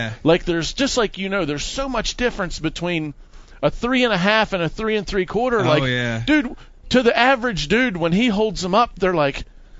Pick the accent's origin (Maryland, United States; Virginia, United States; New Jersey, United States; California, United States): Maryland, United States; Western; moved away as an adult; now in Florida, United States; the lake I grew up on wasn't Lake Okeechobee or anything. I grew up on Deep Creek Lake in Western Maryland.